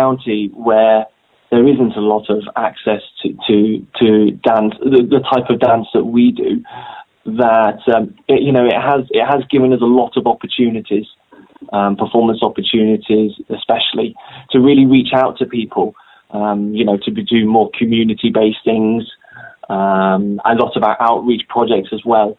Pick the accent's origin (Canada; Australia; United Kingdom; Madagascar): United Kingdom; Grantham, East Midlands; also born or lived in London; I'm actually from Grantham in Lincolnshire